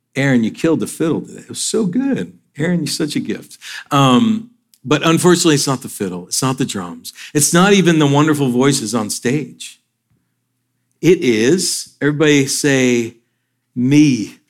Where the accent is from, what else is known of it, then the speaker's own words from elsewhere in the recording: northern Georgia, United States; also born or lived in Michigan / Atlanta; We moved down to Georgia from from Michigan